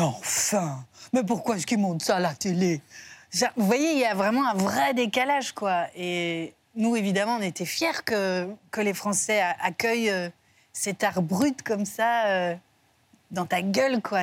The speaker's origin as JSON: {"language": "French", "country": "Belgium", "moved": "yes", "said": "je suis belge"}